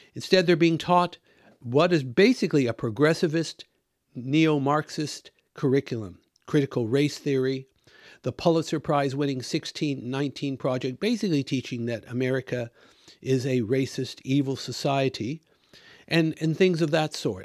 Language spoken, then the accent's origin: English; Washington, United States; moved away as an adult; also born or lived in Australia; now in United Kingdom; I grew up in the United States. In fact, I was born there. came to Christ there, did all my schooling there up to my undergraduate degree in the state of Washington.